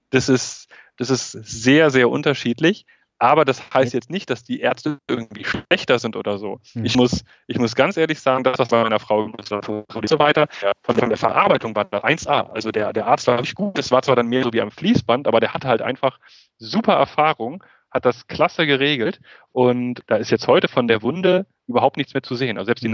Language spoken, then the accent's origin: German; Germany; moved away as an adult; now in Beijing, China; da, wo ich herkomme, da, wo meine Wurzeln sind, das ist immer noch Deutschland und das ist meine Heimat